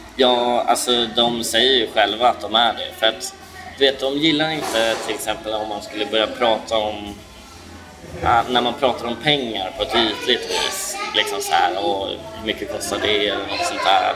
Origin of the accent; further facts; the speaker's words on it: Sweden; jag är typiskt svensk